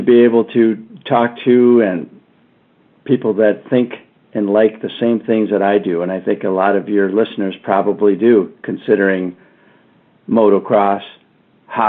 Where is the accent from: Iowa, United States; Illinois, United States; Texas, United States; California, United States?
Illinois, United States; Chicago; I grew up in the Chicago area